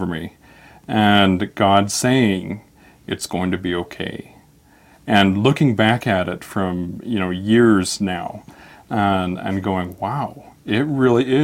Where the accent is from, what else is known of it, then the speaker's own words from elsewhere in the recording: Salt Lake City, Utah, United States; I'm from Salt Lake City. Yep. Born and raised here